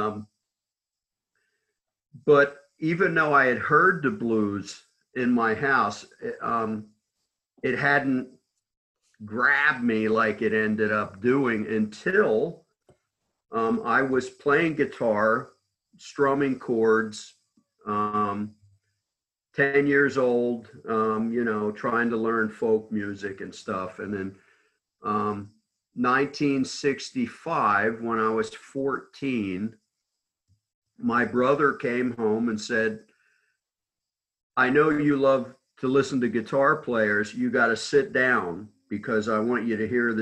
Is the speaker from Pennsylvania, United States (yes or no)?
no; New Jersey, United States; I grew up in South Jersey